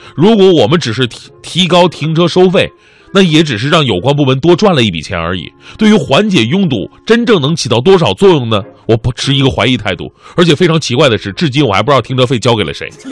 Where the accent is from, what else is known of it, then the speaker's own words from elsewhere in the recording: Changchun, Jilin, China; now in Beijing, China; 于是我特别好奇，想知道我的家乡是什么。特意在百度上搜索“长春精神”